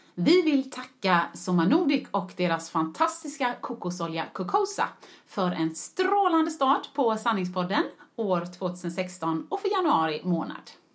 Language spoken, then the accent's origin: Swedish; Gothenburg, Västra Götaland, Sweden; moved away as an adult; also born or lived in United Kingdom; jag var hemma i Göteborg